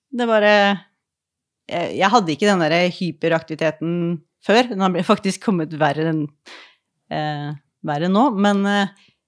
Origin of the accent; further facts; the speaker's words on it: Askim, Østfold, Norway; Jeg er fra Askim